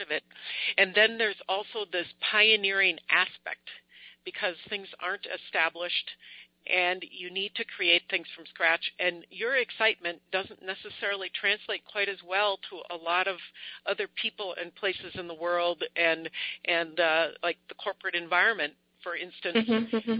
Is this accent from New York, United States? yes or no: no; Minneapolis, Minnesota, United States; I'm from Minneapolis, Minnesota, USA